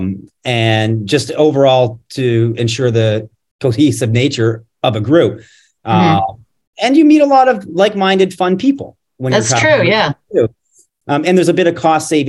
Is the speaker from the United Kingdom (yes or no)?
no; Canada; now in United States; I'm originally from Canada